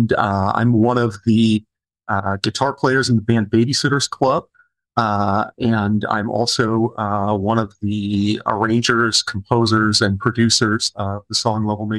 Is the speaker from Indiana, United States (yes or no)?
yes; Indianapolis, Indiana, United States; now in Chicago, United States; I'm from Indianapolis originally.